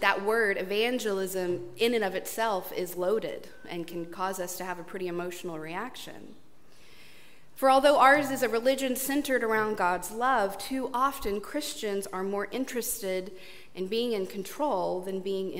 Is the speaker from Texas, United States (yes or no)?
yes; East Texas, United States; growing up in East Texas